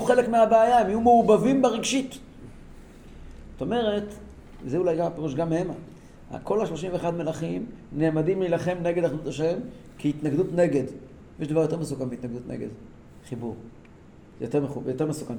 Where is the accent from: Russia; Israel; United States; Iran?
Iran; Tehran, Tehran Province; moved away; ואצלנו בטהרן